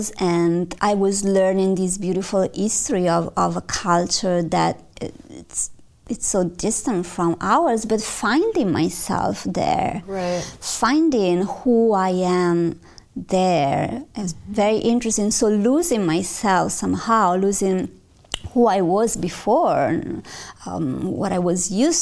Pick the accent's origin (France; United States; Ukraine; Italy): Italy; Milan, Lombardy; I'm from Milano